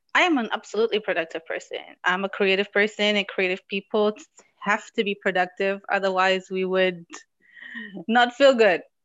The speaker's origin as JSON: {"language": "English", "country": "Morocco", "tie": "born or raised there", "moved": "yes", "lives_now": "Germany"}